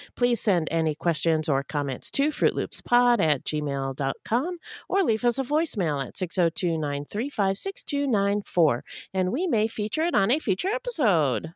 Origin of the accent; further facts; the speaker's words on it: Canada; one of my fellow Canadians